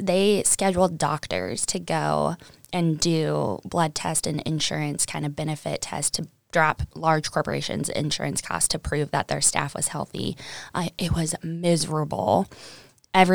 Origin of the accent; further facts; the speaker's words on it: Kansas City, Missouri, United States; So I'm from Kansas City. The very south part of Kansas City. So I grew up, I went to Center High School, which is kind of an urban school.